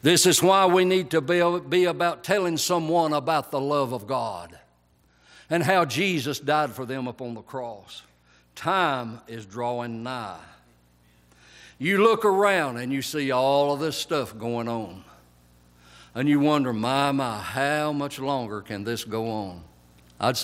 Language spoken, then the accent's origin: English; Whites, Georgia, United States; I grew up in Whites, Georgia